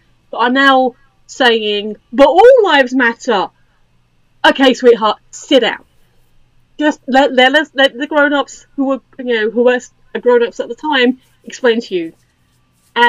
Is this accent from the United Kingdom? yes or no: yes; United Kingdom; this isn't an affected accent. I am a British person living in England